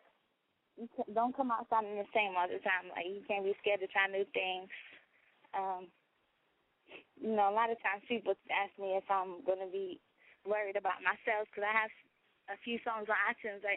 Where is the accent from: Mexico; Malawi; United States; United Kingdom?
United States; West Virginia; I'm from West Virginia